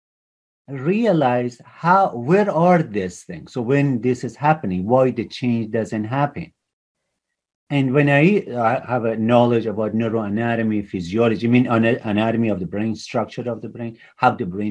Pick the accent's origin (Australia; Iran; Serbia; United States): Iran; moved away as an adult; also born or lived in Toronto, Canada; I grew up in Iran